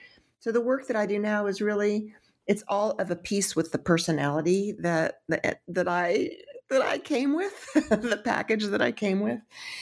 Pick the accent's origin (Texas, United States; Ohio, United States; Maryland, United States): Texas, United States; I'm from Texas, and the cities in Texas are quite nice, but they're quite modern.